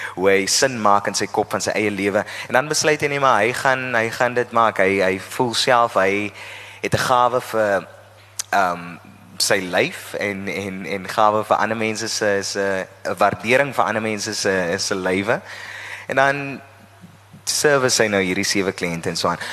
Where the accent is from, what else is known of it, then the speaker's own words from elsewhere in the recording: Oudtshoorn, Western Cape, South Africa; Ek is van die Karoo, ek is van Oudtshoorn en ek het op Oudtshoorn groot geword